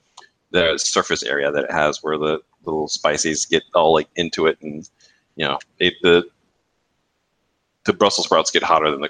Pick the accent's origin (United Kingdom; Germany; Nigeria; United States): Germany; What? We're from Germany. I don't know how many gallons that is.